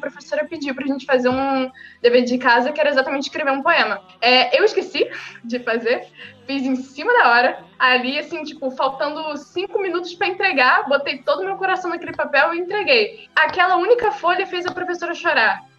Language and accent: Portuguese; São Gonçalo, Rio de Janeiro, Brazil; eu sou do Rio de Janeiro, eu moro em São Gonçalo, nasci e cresci aqui.